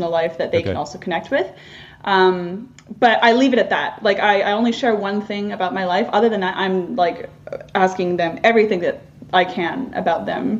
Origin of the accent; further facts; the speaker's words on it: near Whistler, British Columbia, Canada; I'm First Nations from, as I mentioned earlier, from near Whistler